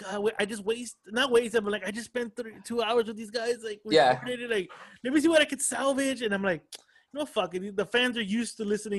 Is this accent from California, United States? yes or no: yes; El Monte, California, United States; also born or lived in Whittier; So I grew up in El Monte. Just like within the last 13 years, I've lived in Whittier.